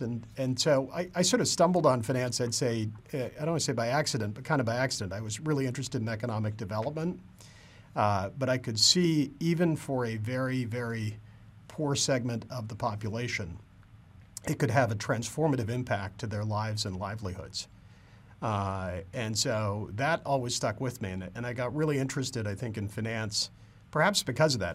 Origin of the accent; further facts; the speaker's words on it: Canada; I grew up in Canada, and, uh, uh, like every good Canadian, I grew up wanting to be a professional hockey player.